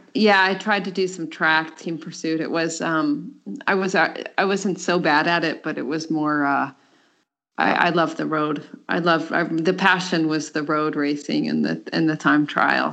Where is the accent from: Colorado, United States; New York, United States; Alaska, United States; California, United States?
Colorado, United States; moved away as an adult; now in Denmark; I'm from the United States and um, from Colorado. I was born and raised there.